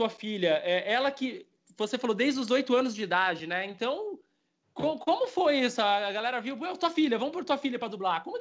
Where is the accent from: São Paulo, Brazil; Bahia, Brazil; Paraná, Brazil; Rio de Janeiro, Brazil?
São Paulo, Brazil; Eu sou de São Paulo.